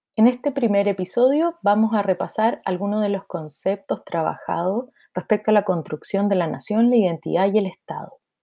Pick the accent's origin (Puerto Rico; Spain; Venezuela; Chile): Chile; ambos somos chilenos